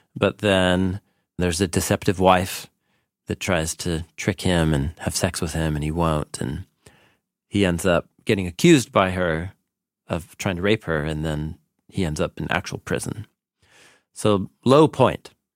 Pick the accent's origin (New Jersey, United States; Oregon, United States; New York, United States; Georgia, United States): Oregon, United States; Portland; I grew up here in Portland, and literally in the same part of Portland where we sit here and have these conversations